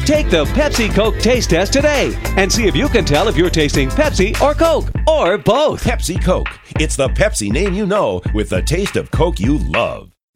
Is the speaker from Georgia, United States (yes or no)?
no; Milwaukee, Wisconsin, United States; moved away; I'm from Wisconsin originally